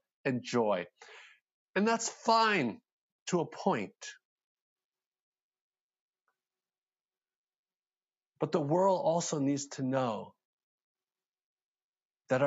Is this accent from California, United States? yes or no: no; Philadelphia, Pennsylvania, United States; now in Atlanta, United States; I'm from Philadelphia